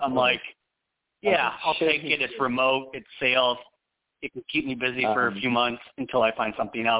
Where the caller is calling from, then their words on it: Phoenix, Arizona, United States; I am in Phoenix.